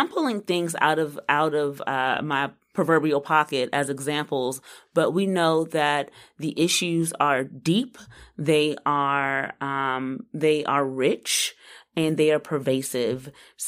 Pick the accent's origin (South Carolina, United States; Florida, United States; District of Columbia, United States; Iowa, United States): District of Columbia, United States; Washington; now in North Carolina, United States; I'm from D.C. I'm from Northwest D.C.